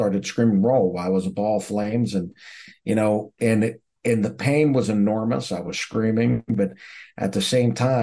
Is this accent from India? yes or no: no; Pittsburgh, Pennsylvania, United States; I grew up in the United States, right outside of Pittsburgh, Pennsylvania